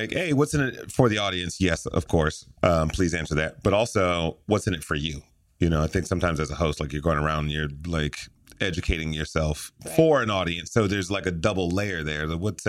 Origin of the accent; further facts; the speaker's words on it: Detroit, Michigan, United States; Yeah, that's my hometown. I'm from Detroit.